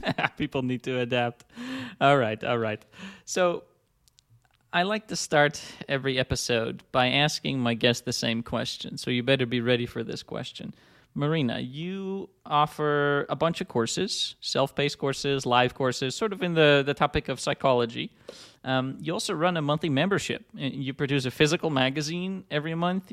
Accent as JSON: {"language": "English", "country": "Netherlands", "said": "I'm from the Netherlands, I'm Dutch"}